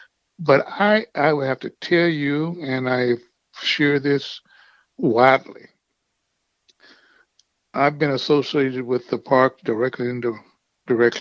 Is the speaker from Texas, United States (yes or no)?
yes; Texas, United States; now in Maryland, United States; my home state of Texas